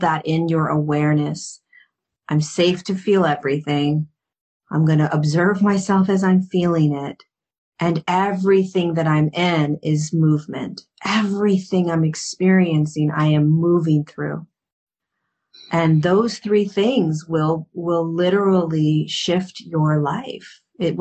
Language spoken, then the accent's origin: English; Hermosa Beach, California, United States; I grew up in Hermosa Beach